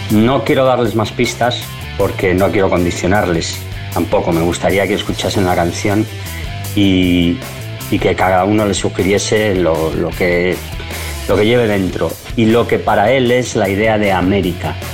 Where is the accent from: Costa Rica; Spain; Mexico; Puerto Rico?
Spain; Hola a todos … quiero saludar a toda la gente de Señal BL soy un cantante español